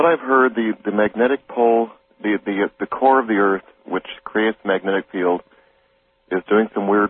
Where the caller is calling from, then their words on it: Tacoma, Washington, United States; I'm calling from Tacoma.